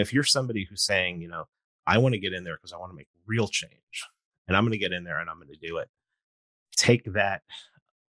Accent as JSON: {"language": "English", "town": "New York City", "region": "New York", "country": "United States", "tie": "born or raised there", "said": "I grew up in New York City"}